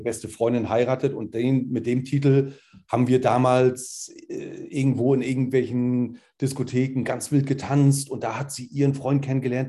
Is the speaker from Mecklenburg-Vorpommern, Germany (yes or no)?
yes; Rostock, Mecklenburg-Vorpommern, Germany; Bin Rostocker durch und durch